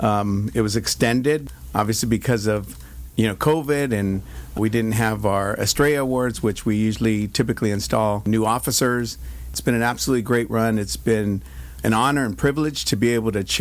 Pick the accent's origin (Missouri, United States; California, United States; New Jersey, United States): California, United States; Stockton; I grew up in Stockton, California, Northern California